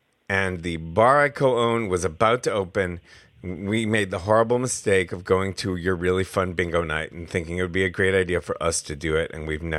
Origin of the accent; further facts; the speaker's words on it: Albany, New York, United States; also born or lived in San Francisco; now in Turners Falls, United States; I am from Albany proper.